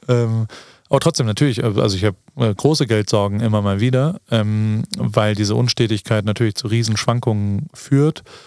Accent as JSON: {"language": "German", "country": "Germany", "tie": "born or raised there", "moved": "yes", "lives_now": "United States", "said": "so wie wir sind, in Deutschland aufgewachsen"}